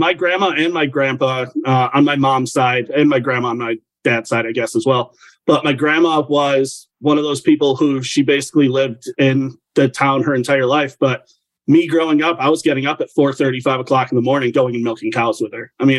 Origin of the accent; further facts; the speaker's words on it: New York, United States; also born or lived in Nevada / Germany; So I was a military brat growing up. I was born in Nevada and then moved to Germany at a super young age. So once my parents got separated, I moved to middle of nowhere, New York.